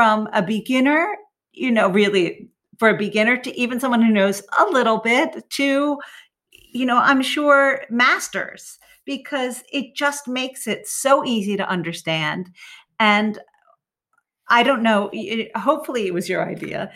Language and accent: English; United States; I'm an American